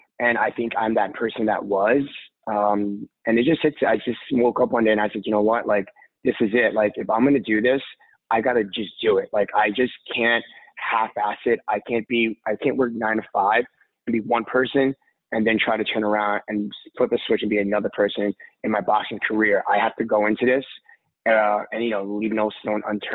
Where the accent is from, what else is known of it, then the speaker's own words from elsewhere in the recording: New York City, New York, United States; I am from Brooklyn, New York